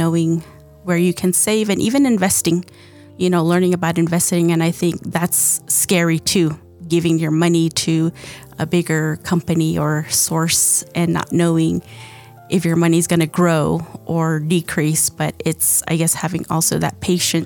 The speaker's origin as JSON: {"language": "English", "area": "Moenkopi", "region": "Arizona", "country": "United States", "said": "I'm from Mongkopi"}